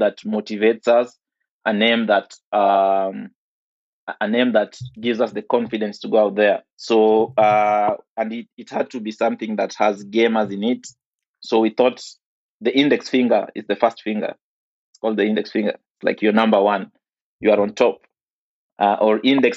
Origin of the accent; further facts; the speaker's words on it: Nairobi, Kenya; I grew up in Kibra, or properly known as Kibera, here in Nairobi.